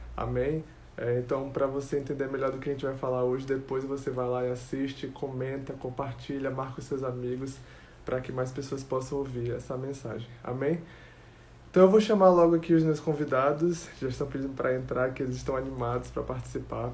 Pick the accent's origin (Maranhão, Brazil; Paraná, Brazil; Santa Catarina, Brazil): Maranhão, Brazil; aqui eu sou é maranhense mesmo